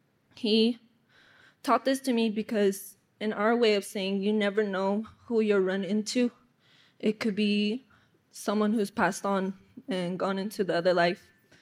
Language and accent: English; Pueblo of San Felipe, New Mexico, United States; I come from the Pueblo of San Felipe. I'm 21 years old.